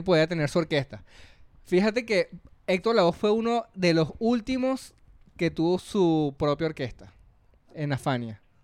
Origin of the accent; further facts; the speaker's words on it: Venezuela; moved away as an adult; now in Peru; cuando salí de Venezuela